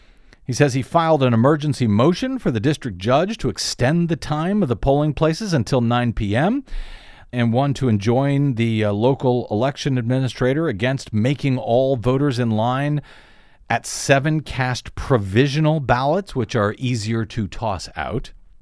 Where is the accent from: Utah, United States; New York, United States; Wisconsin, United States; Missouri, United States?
Missouri, United States; It's a St. Louis company, so you can blame my home state there, Des.